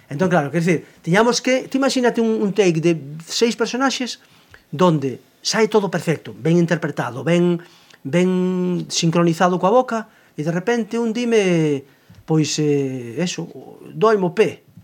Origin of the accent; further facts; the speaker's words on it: Cangas, Galicia, Spain; accent: seseo (Cangas); first language Galician; de Cangas, evidentemente, non o nego, e agora procuro, e agora procuro eh, a que miña fonética non, non pareza en certos aspectos, por exemplo, Por exemplo, en, en Cangas non decimos, non pronunciamos o xe, o xe